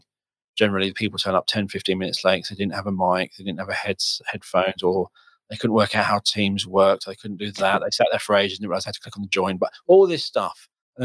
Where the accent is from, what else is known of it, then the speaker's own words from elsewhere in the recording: United Kingdom; I'm British